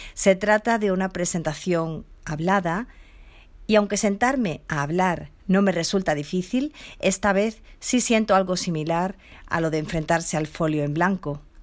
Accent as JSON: {"language": "Spanish", "town": "Seville", "region": "Andalusia", "country": "Spain", "tie": "born or raised there", "said": "Nací sin discapacidad en Sevilla, ciudad donde resido desde donde os hablo."}